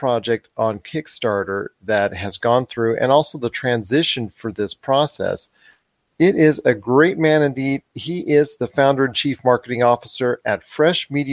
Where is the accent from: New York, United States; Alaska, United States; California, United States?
California, United States; Southern; I'm from Southern California area